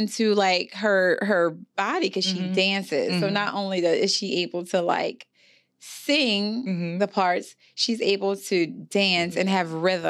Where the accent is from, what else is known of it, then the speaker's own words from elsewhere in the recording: New Orleans, Louisiana, United States; moved away; I'm from New Orleans area. I love the city. I love my people so much.